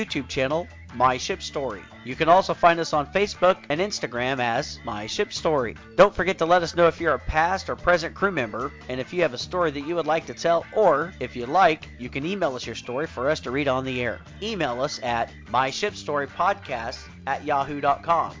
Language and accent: English; Oklahoma, United States; I'm from Oklahoma.